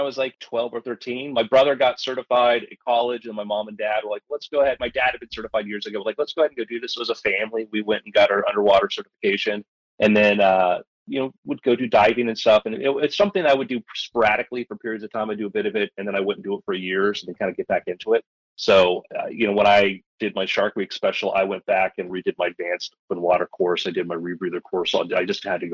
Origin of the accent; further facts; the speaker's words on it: Florida, United States; I grew up in Florida.